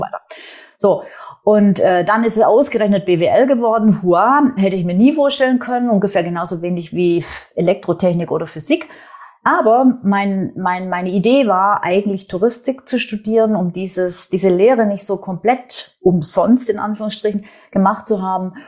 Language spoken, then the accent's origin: German; Swabia, Germany; accent: Swabian; ich bin, wie man auch so ein bisschen hört, wer, wer sich auskennt, ich bin gebürtige Schwäbin, ich bin in einem schwäbischen Unternehmerhaushalt aufgewachsen